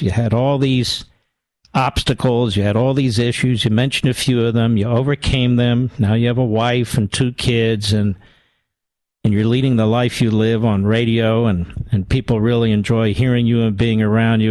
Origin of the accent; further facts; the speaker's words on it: Philadelphia, Pennsylvania, United States; moved away; also born or lived in Virginia / Florida; I'm from Philadelphia, and believe it or not, Philadelphia is very similar to New York